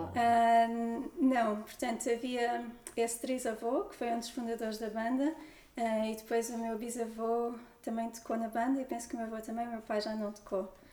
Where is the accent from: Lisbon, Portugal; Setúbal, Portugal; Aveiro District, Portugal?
Lisbon, Portugal; near; os meus avós já vieram para Lisboa e o meu pai também veio estudar para Lisboa e eu nasci, nasci aqui perto